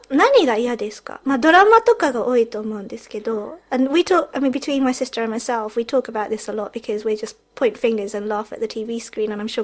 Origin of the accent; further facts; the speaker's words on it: United Kingdom; also born or lived in Japan; このポッドキャストは日本生まれイギリス育ちの私たちがロンドンからお送りする日本語とイギリス英語のごちゃ混ぜ双子トークです。